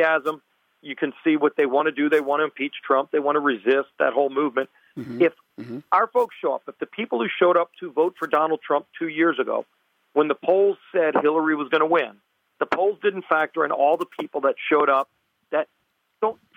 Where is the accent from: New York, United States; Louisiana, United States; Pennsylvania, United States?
Louisiana, United States; I come from Louisiana